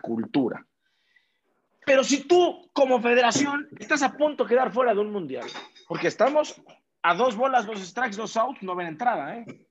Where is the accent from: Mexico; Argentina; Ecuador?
Mexico; como latino, como mexicano, como albureros, como lo que somos nosotros